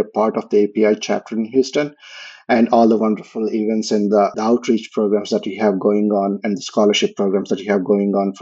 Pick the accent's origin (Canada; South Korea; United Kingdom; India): India; moved away as an adult; also born or lived in Texas; now in United States; I'm originally from India.